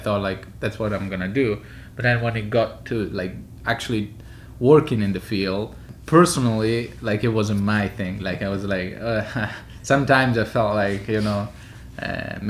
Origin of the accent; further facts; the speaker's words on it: Florence, Tuscany, Italy; moved away as an adult; also born or lived in Paris / Milan; now in New York, United States; I'm Italian. I'm from Florence. I was born there. And lived pretty much my whole life in Florence